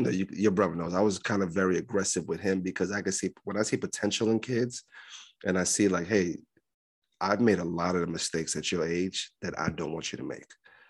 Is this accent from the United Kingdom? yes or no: no; Libya; moved away; my first, like, 2 or 3 years after I came from Libya, it was very hard.